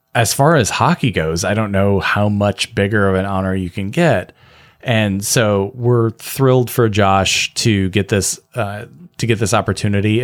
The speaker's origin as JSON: {"language": "English", "region": "Michigan", "country": "United States", "tie": "born or raised there", "said": "I love being from Michigan. I love being a Michigander"}